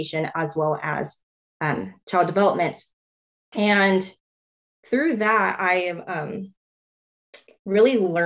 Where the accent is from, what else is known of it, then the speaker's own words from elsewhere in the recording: Clovis, California, United States; I grew up in Clovis Unified